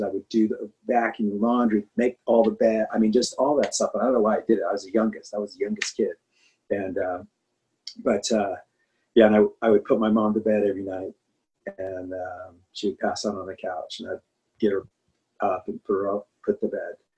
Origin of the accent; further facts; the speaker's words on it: Anaheim, California, United States; I grew up in Anaheim, California